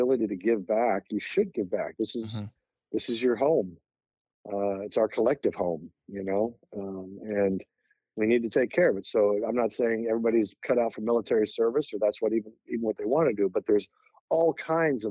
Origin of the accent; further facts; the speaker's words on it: Kansas City, United States; I grew up in Kansas City